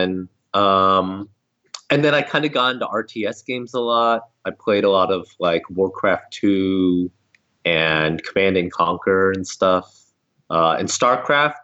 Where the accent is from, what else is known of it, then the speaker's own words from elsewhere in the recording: Southern California, United States; I grew up in Southern California